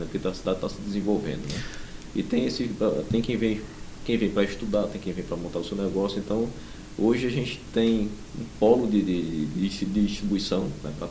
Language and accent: Portuguese; Rio de Janeiro, Brazil; born there; now in Juazeiro do Norte, Brazil; Eu sou, eu sou carioca de nascença, mas moro